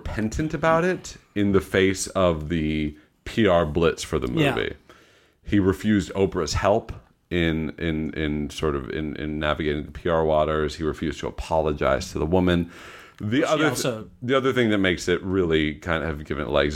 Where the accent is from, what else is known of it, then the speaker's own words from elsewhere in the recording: Long Island, New York, United States; we grew up knowing him in Long Island